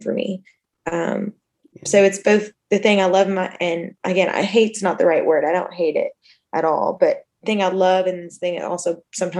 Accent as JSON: {"language": "English", "region": "Kentucky", "country": "United States", "tie": "born or raised there", "also_born_or_lived": "Alabama / Florida", "moved": "as an adult", "lives_now": "Austin, United States", "said": "I'm from Kentucky. And so before I moved here, I lived in Kentucky till I was 18"}